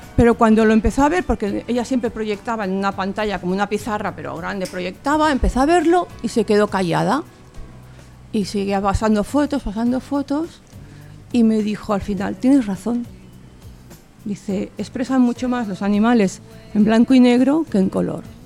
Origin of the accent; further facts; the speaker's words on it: Barcelona, Catalonia, Spain; de Barcelona